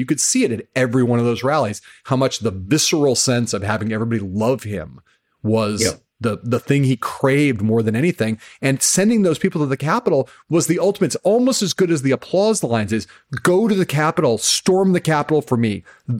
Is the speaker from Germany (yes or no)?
yes; Germany; He would say all the time that he liked me because I was from Germany.